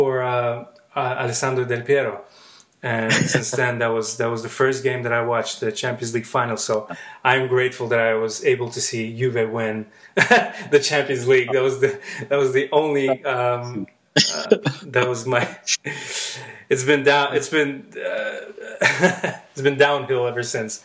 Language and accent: English; Baku, Azerbaijan; I grew up in Baku, Azerbaijan